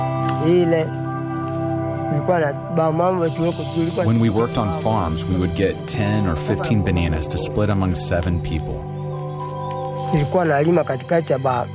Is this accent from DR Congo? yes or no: yes; DR Congo; I'm from Bobofi Village